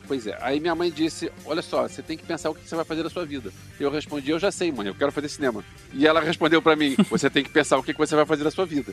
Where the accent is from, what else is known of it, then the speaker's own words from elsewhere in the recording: Rio de Janeiro, Brazil; moved away; eu tinha 14 anos, eu me mudei pro Rio, de volta, eu nasci no Rio, mas eu voltei pro Rio